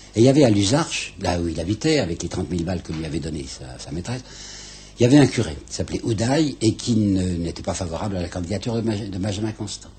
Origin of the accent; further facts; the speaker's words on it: Mâcon, Bourgogne-Franche-Comté, France; je suis dans mon pays, puisque comme je vous dis, je suis né à Macon, et je suis très attaché à ce pays par des souvenirs d'enfance